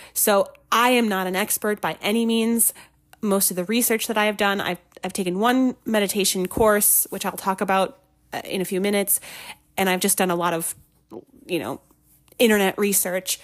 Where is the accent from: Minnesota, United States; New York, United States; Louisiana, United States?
Minnesota, United States; moved away; I'm originally from Minnesota